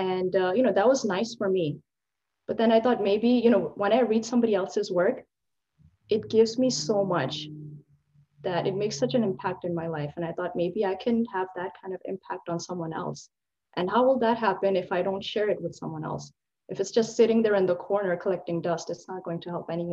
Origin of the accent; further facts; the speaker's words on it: Pakistan; being a Pakistani and a South Asian woman